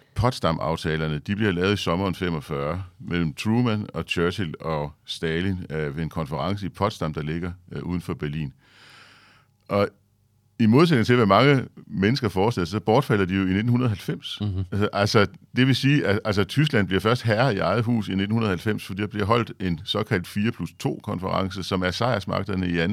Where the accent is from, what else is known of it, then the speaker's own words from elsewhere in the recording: Denmark; som dansker